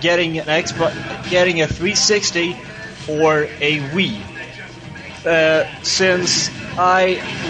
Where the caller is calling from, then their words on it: Sweden; English is a second language; Hi, Bobby. … from Sweden.